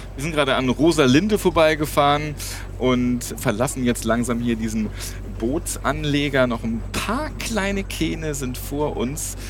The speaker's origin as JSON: {"language": "German", "region": "Hamburg", "country": "Germany", "said": "Als Hamburger Jung"}